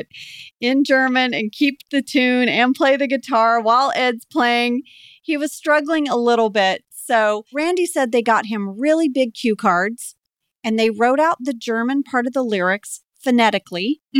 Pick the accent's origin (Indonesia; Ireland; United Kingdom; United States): Indonesia; Jakarta; You guys know I grew up in Jakarta